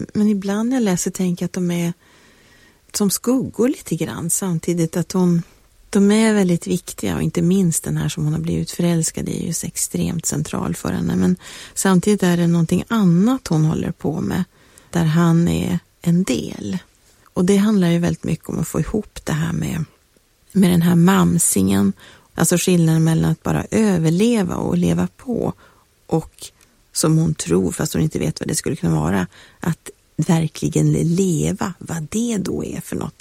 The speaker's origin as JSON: {"language": "Swedish", "town": "Piteå", "region": "Norrbotten County", "country": "Sweden", "tie": "born or raised there", "moved": "yes", "said": "när jag åkte tillbaka till Piteå där jag är uppvuxen"}